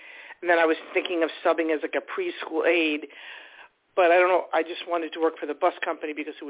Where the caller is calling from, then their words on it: Long Island, New York, United States; I'm calling from Long Island.